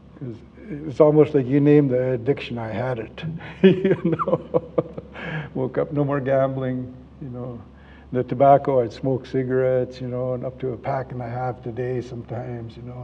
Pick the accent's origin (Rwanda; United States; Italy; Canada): Canada; Vancouver, British Columbia; I'm from Vancouver